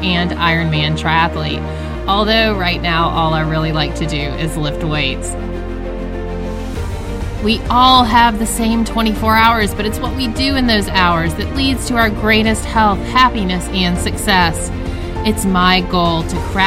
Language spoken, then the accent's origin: English; Georgia, United States; moved away as an adult; now in Boston area, United States; We're outside of Boston, 20 miles, oh, okay. But I'm from Georgia